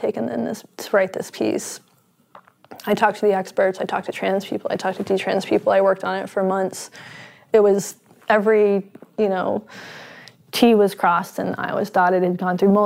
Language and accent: English; North Carolina, United States; now in Seattle, United States; I'm from North Carolina. I live in Seattle.